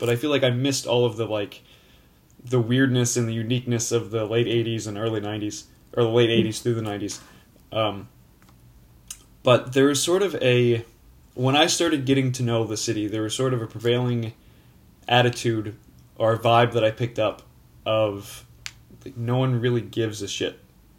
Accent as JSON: {"language": "English", "area": "just outside of New Orleans", "region": "Louisiana", "country": "United States", "tie": "born or raised there", "said": "I was born and raised like just outside of New Orleans."}